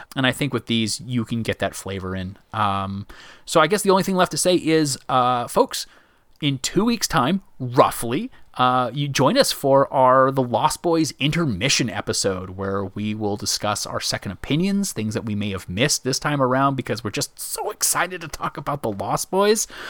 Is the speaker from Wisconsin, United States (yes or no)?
no; Myrtle Beach, South Carolina, United States; I grew up in Myrtle Beach, South Carolina.